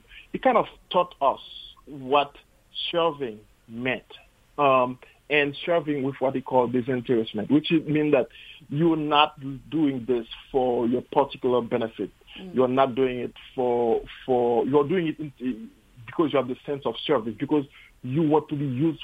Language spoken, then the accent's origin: English; Haiti; moved away as an adult; I was born and raised in Haiti, went to medicine school in Haiti